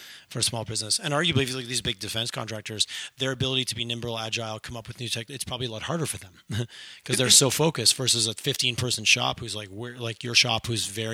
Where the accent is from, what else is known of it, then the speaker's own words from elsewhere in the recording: Montreal, Quebec, Canada; also born or lived in Toronto; now in Calgary, Canada; I grew up back east, I grew up in Montreal, lived just some time in Toronto, and here